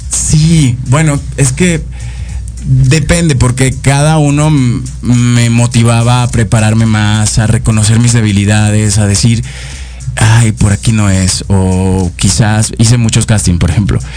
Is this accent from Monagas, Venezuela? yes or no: no; Caracas, Capital District, Venezuela; moved away as an adult; now in Mexico; soy de Venezuela. Eh, nací en la capital, en Caracas. Tengo dos años aquí en, en México.